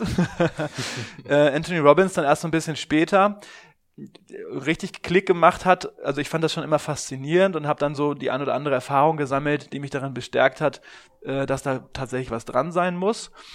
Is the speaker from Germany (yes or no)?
yes; Germany; gerade als Deutscher